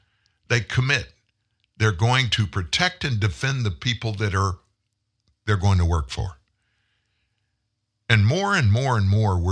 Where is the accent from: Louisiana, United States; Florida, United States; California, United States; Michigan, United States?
Louisiana, United States; South; moved away as an adult; now in Shreveport, United States; I grew up in South Louisiana